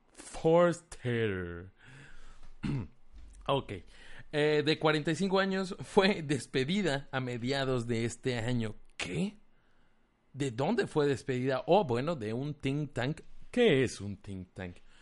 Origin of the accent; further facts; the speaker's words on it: Mérida, Yucatán, Mexico; de Mérida, Yucatán